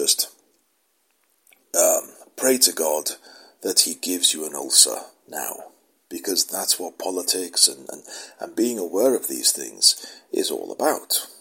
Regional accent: United Kingdom; I'm British

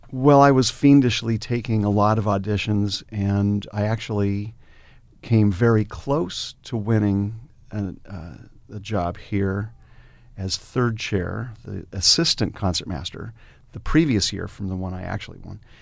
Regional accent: Salem, Oregon, United States; moved away as an adult; also born or lived in San Francisco, United States; I grew up in Salem

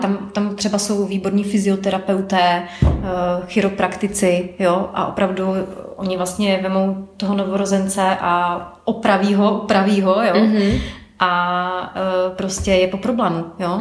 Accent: Ostrava, Moravian-Silesian Region, Czechia; now in Prague, Czechia; pocházím z Ostravy, takže lidi mě tam více asi znají než tady v Praze

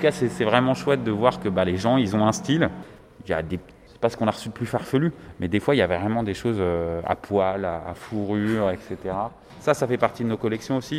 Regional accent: Villiers-le-Bel, Île-de-France, France; also born or lived in Aubervilliers; je suis originaire du 95, limitrophe Seine-Saint-Denis, puisque j'ai grandi à Villiers-le-Bel

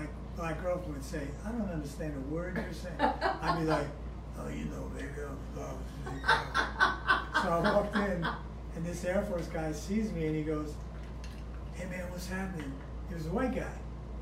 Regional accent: South Orange, New Jersey, United States; I grew up in South Orange, New Jersey.

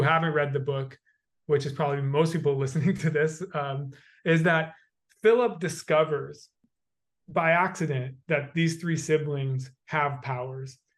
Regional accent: United States; I have the experience of being a white male growing up in the United States

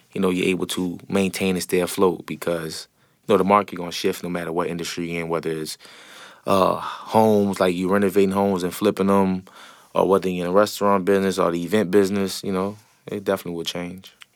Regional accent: New Orleans, Louisiana, United States; growing up in the Seven Ward

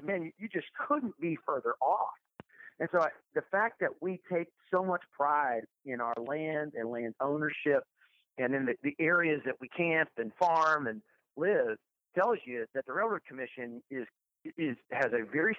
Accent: Irving, Texas, United States; I grew up in Irving

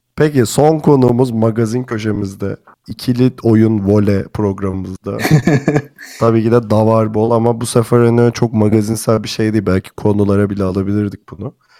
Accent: Turkey; bir Türk olarak

